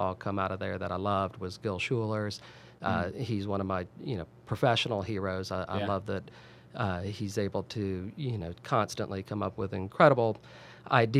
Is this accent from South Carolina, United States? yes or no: yes; Sullivan's Island, South Carolina, United States; also born or lived in Salt Lake City, Utah; as a child growing up on Sullivan's Island